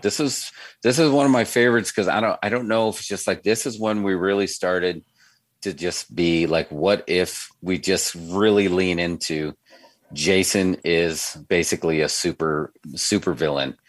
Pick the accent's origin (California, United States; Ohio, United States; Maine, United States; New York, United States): New York, United States; growing up in New York